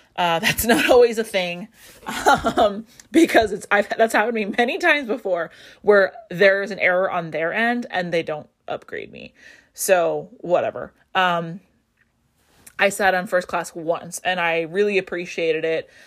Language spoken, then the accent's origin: English; Las Vegas, Nevada, United States; I grew up in Vegas